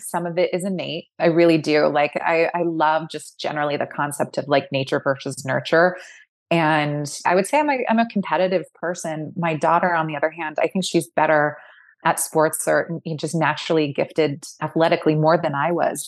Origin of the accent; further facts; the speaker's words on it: Fullerton, California, United States; now in Brooklyn, United States; I grew up in a town called Fullerton, which is in northern Orange County, just south of L